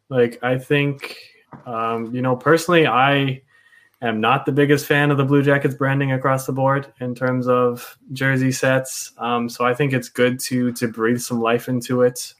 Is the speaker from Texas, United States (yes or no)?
yes; Dallas, Texas, United States; I grew up in Texas, um, in Dallas actually